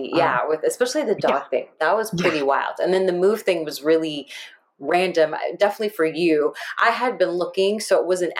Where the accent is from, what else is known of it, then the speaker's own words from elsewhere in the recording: Florida, United States; moved away as an adult; also born or lived in San Fernando Valley, California; now in California, United States; I moved from the Valley, and I grew up in Florida.